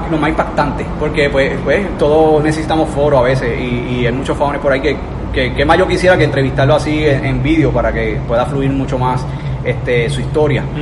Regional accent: Coamo, Puerto Rico; Sí, soy de Coamo.

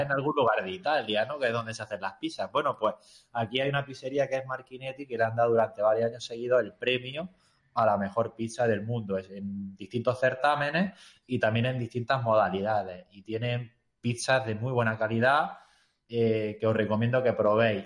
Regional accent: Granada, Andalusia, Spain; moved away as an adult; now in Tomelloso, Spain; yo soy de Granada de toda la vida

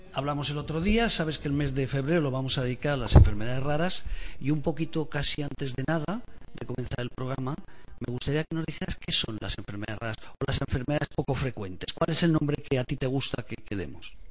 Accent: Aragon, Spain; Aragón, mi tierra

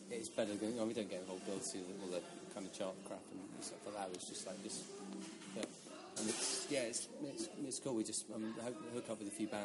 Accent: England, United Kingdom

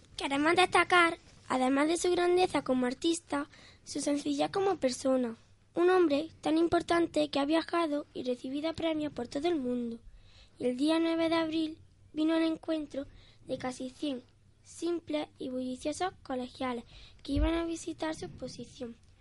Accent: Albolote, Andalusia, Spain; la plaza del ayuntamiento y la iglesia de mi pueblo.

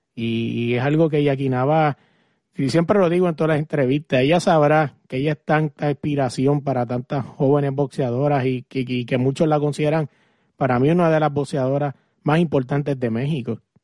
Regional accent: Puerto Rico; yo soy puertorriqueño

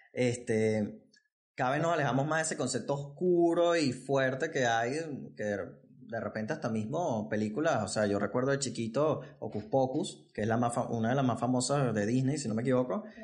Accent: Venezuela; Yo, yo que soy de Venezuela

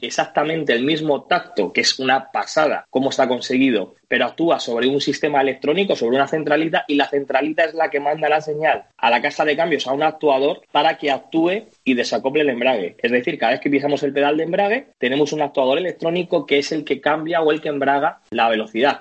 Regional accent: Madrid, Community of Madrid, Spain; como madrileño

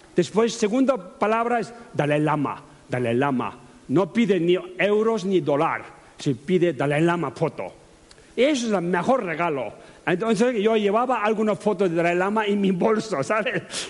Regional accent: Tibet, China; Spanish is a second language; Tibetanos hablamos tibetano

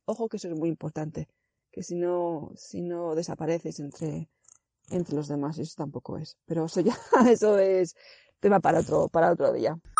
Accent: Zaragoza, Aragon, Spain; moved away as an adult; also born or lived in Ireland; now in Denmark; yo soy de Zaragoza

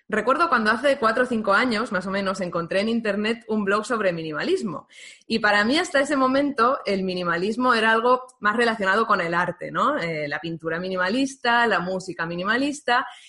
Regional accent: Valencian Community, Spain; ambas somos valencianas

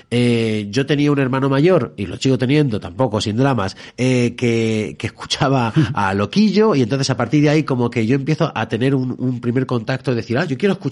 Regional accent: Alcalá de Henares, Community of Madrid, Spain; yo siempre cuento Alcalá de Henares como el, lugar de donde, más que de donde soy, de donde tengo que ser

